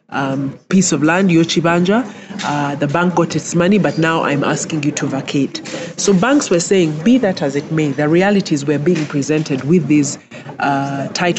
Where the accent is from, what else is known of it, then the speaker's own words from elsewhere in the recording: Kabale, Western Region, Uganda; I'm from Kabale